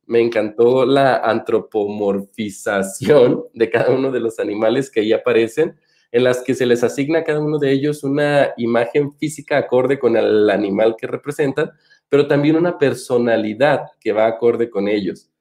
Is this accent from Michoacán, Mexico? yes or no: yes; Michoacán, Mexico; yo soy michoacano y vengo particularmente de una tierra